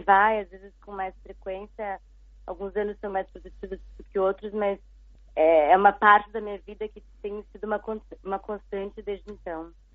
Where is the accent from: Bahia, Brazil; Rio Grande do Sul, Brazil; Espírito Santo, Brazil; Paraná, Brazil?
Paraná, Brazil; Curitiba; also born or lived in Rio de Janeiro / São Paulo / United States; now in Xiamen, China; eu sou de Curitiba, mas uh, já há muito tempo que eu não moro lá